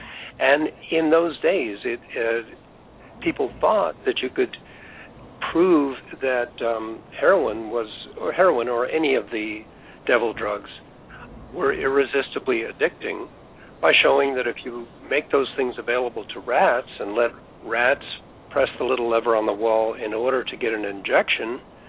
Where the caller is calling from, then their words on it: Vancouver, British Columbia, Canada; Yes, I'm calling from Vancouver, British Columbia.